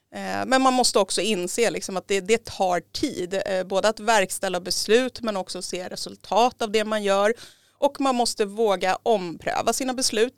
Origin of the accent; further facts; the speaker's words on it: Järfälla, Stockholm County, Sweden; jag har bott i Järfälla i hela mitt liv. Jag är uppväxt i Kallhäll